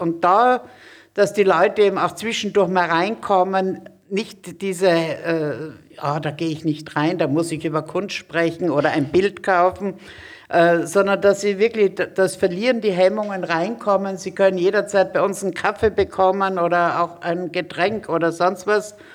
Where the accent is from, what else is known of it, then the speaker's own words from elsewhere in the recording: Graz, Styria, Austria; now in Hamburg, Germany; Ich komme aus Graz.